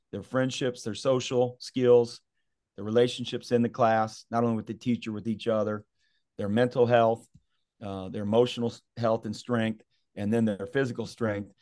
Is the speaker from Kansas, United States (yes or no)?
yes; Southeast Kansas, United States; we grew up in Southeast Kansas